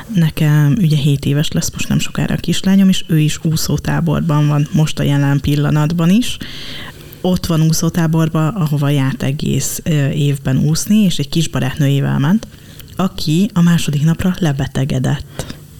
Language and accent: Hungarian; Dunaújváros, Fejér, Hungary; én Dunaújvárosi vagyok